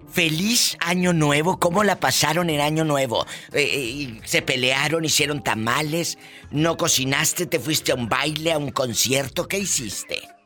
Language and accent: Spanish; northern border, Mexico; yo que crecí en la frontera